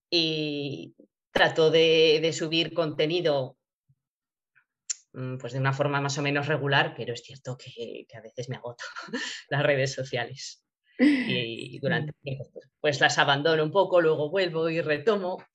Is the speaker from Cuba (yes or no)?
no; Borja, Aragon, Spain; haré una presentación también en Borja, en mi pueblo, pues, estuve hablando con, el concejal de cultura